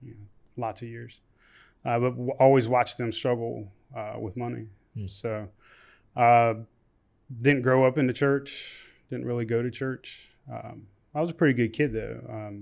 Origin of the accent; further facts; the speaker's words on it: Shepherdstown, West Virginia, United States; I grew up in Shepherdstown, West Virginia.